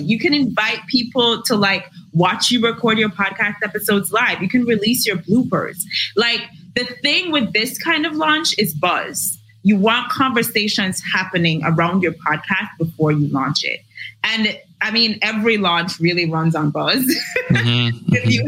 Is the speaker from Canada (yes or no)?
no; Jamaica; I am Jamaican born, raised in Jamaica. I currently work in Jamaica